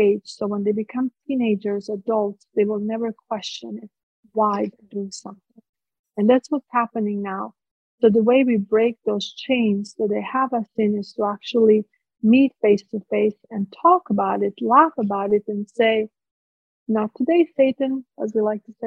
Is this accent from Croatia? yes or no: yes; Split, Split-Dalmatia County, Croatia; English is a second language; moved away as an adult; now in United States; I was born in Split. I grew up in those ruins of the Ecclesian Palace